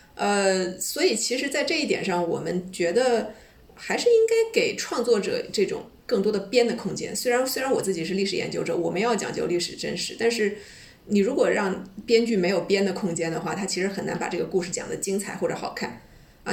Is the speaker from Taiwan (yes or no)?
no; China; 我们中国人